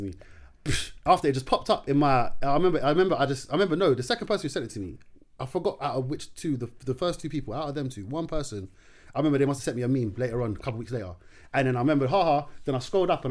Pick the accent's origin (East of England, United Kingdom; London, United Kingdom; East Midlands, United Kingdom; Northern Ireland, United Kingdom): London, United Kingdom; first language Darija (Moroccan Arabic); Growing up, I'm from Kenzo